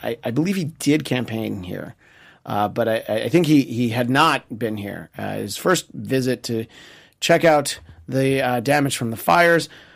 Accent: United States; as an American

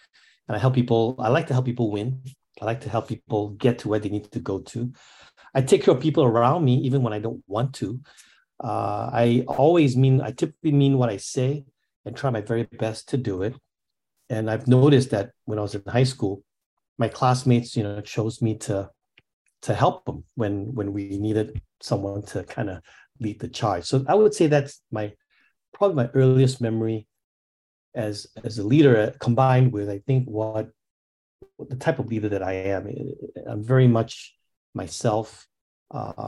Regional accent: Singapore; I'm from Singapore. I grew up in Singapore.

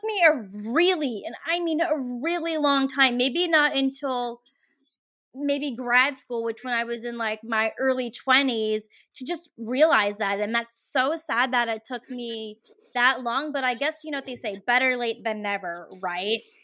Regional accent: Richmond, Virginia, United States; moved away as an adult; now in Oregon, United States; here in Richmond, which is my hometown

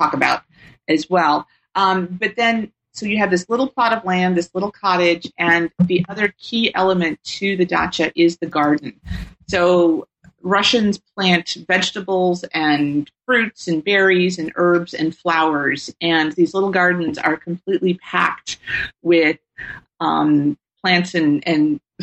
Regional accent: Tennessee, United States; moved away as an adult; also born or lived in Indiana; now in California, United States; I grew up in Tennessee

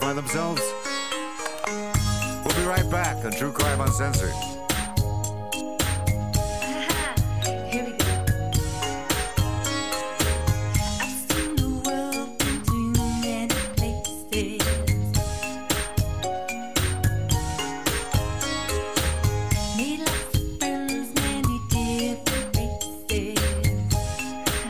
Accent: Eastern Washington, United States; my mother's from England, my father's from Russia, I grew up in Eastern Washington, and I had broadcast training

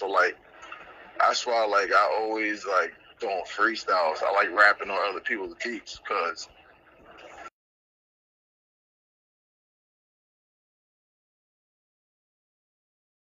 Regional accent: Trinidad & Tobago; now in United States; I'm originally from Trinidad and Tobago

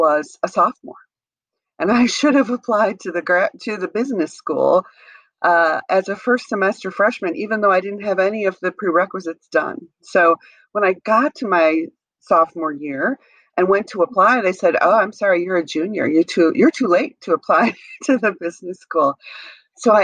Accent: Wisconsin, United States; I grew up in Wisconsin

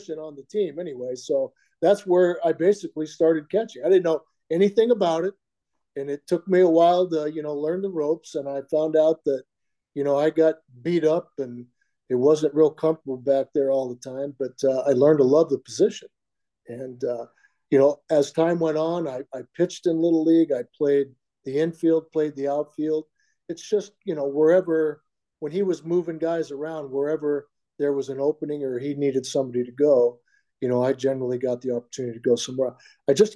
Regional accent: Diamond Bar, California, United States; I grew up outside of L.A. or in L.A. Even though we were in L.A. County, Diamond Bar was closer to Orange County than it was actually L.A.

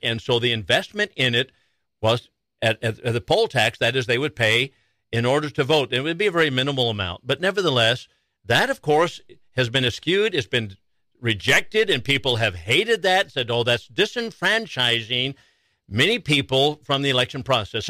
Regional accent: Chandler, Arizona, United States; now in Wichita County, United States; I'm from Chandler, Arizona, and Maricopa County has been my home

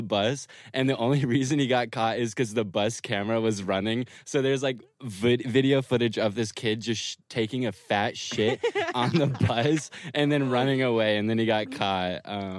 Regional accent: Granbury, Texas, United States; South of Katy. Like, it's called Granbury.

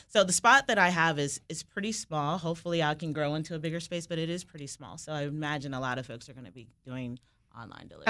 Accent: Fairfax County, Virginia, United States; also born or lived in Washington, D.C.; I was born here in D C. I grew up in the Mount Vernon community of southeastern Fairfax County

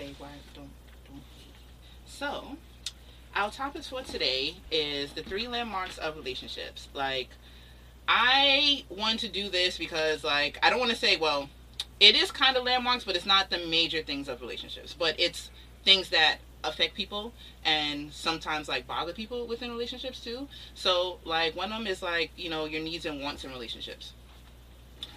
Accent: Jamaica; I'm Jamaican

